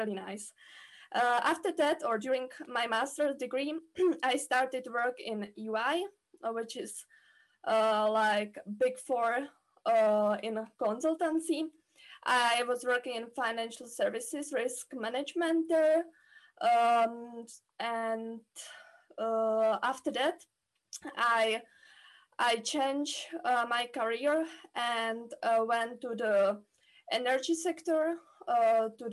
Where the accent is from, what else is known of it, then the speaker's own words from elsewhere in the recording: Czechia; I'm coming from the Czech Republic, where I studied mathematics on the Charles University